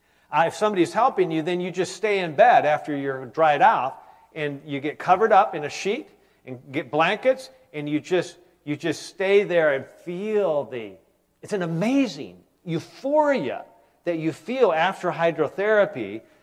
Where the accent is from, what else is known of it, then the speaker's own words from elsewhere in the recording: Michigan, United States; You know, you're from Wisconsin, I'm from Michigan.